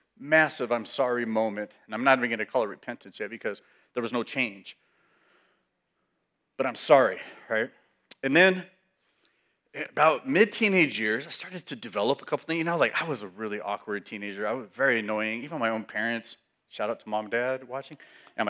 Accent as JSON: {"language": "English", "region": "California", "country": "United States", "tie": "born or raised there", "said": "I'm born and raised in California."}